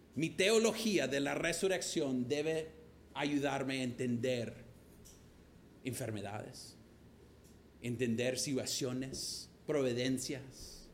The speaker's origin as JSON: {"language": "Spanish", "country": "Honduras", "said": "tengo orgullo de ser catracho"}